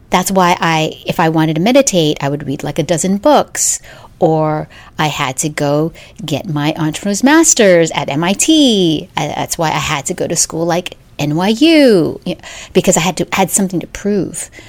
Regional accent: Philippines; moved away

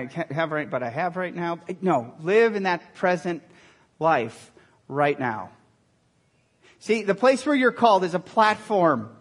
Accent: Milwaukee, Wisconsin, United States; moved away; also born or lived in Dallas, Texas; I was born in Milwaukee, Wisconsin. And if I go back there, I'll still talk like this, and that culture talks to me.

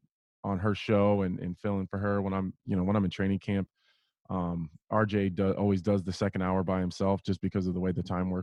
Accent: Nebraska, United States; I love it here. I love it here. People, I get the question all the time. Why do I still live here and then travel for my training camps?

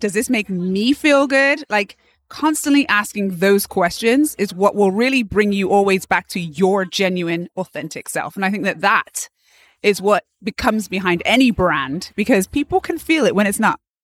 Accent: Bath, South West England, United Kingdom; moved away as an adult; also born or lived in London; now in United States; I am from England originally, Bath, England.

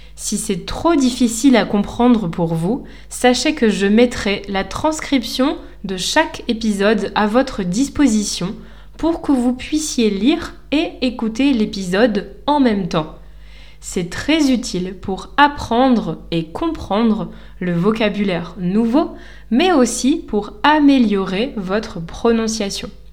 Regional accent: Lille, Hauts-de-France, France; moved away as an adult; now in Lisbon, Portugal; je suis française et j'enseigne le français depuis 7 ans. Je suis née à Lille, dans le nord de la France

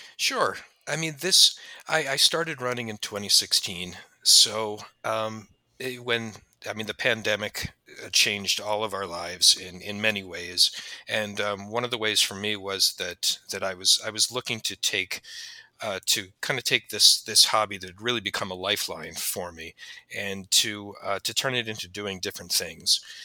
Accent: Haddon Heights, New Jersey, United States; my hometown of Haddon Heights

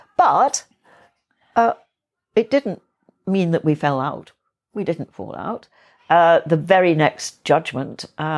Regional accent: Yorkshire and the Humber, United Kingdom; we were a bit of outsiders in the village I grew up in North Yorkshire

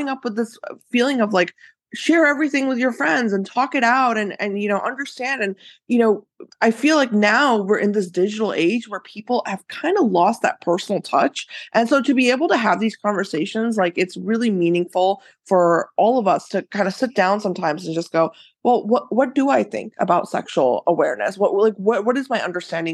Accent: United States; growing up in the US

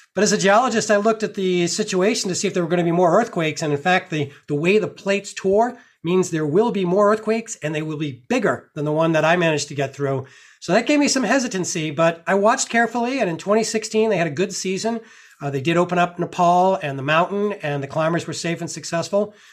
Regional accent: Massachusetts, United States; I grew up in Massachusetts

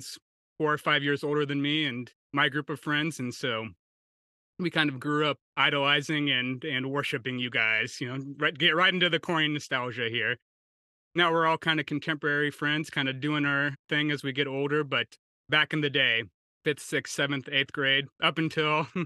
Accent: Nebraska, United States; my home state of Nebraska

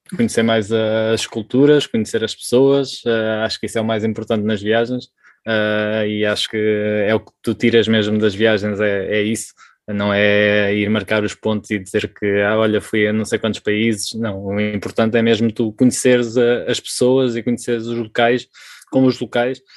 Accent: Portugal; moved away as an adult; also born or lived in Switzerland; Somos portugueses, vivemos ao lado da praia.

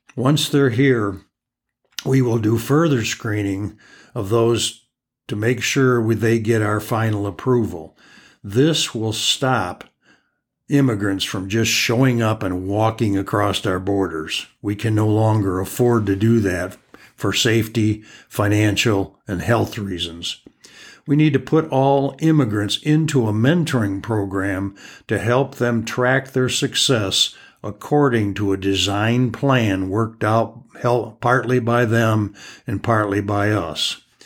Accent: United States; us as American citizens

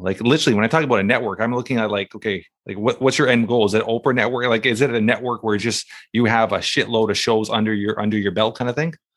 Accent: Canada; as a Canadian

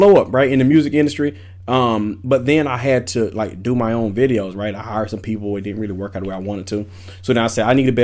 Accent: Wilson, North Carolina, United States; moved away; also born or lived in Atlanta, Georgia; I'm from Wilson, North Carolina, small hometown.

